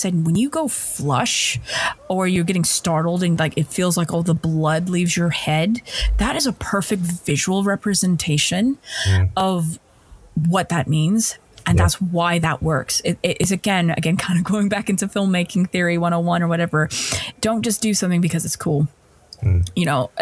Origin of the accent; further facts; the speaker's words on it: United States; moved away as an adult; now in London, United Kingdom; as an American